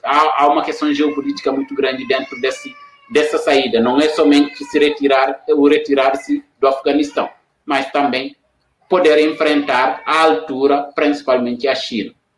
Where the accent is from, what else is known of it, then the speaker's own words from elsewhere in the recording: Senegal; now in Brazil; sou senegalês e eu trabalho aqui na Unila